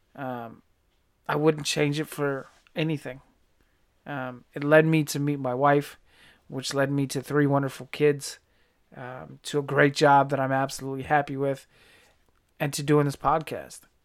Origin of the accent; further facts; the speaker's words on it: Virginia, United States; I was, uh, born and raised on the East Coast, Virginia, to be specific